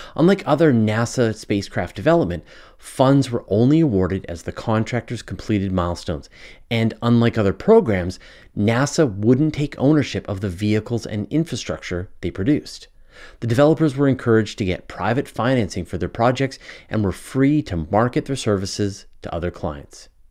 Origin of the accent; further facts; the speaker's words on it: Canada; accent: Canadian; my Canadian accent